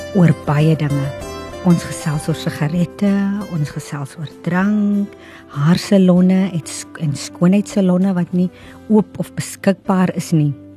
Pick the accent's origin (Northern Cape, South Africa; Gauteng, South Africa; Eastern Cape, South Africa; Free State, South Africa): Northern Cape, South Africa; O'okiep, Namaqualand; Dit is nou my woonplek waar ek vandaan kom